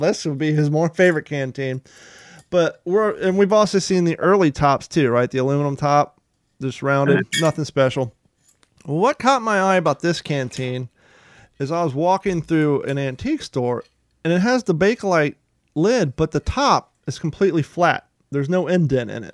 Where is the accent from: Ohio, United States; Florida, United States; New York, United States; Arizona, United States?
Ohio, United States; Columbus; also born or lived in Kentucky; I was born in Kentucky and I grew up in Columbus, Ohio